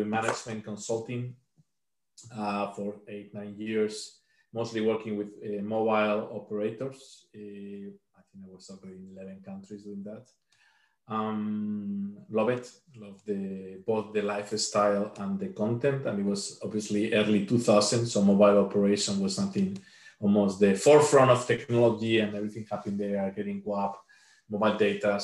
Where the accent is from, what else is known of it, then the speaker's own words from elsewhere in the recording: Spain; moved away as an adult; now in Riga, Latvia; originally I'm from Spain